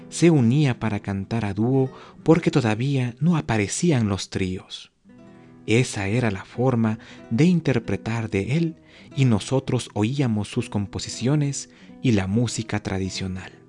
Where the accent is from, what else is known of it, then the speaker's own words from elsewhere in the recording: Otavalo, Imbabura, Ecuador; aprendí de todos ellos a cantar y ejecutar la música ecuatoriana que se regaba por todos los ámbitos de mi tierra, de mi linda ciudad, que es Otavalo.